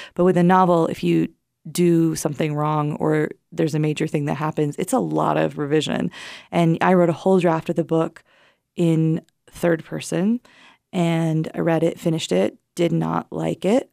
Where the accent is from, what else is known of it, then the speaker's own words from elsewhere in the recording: Wyoming, United States; growing up in Wyoming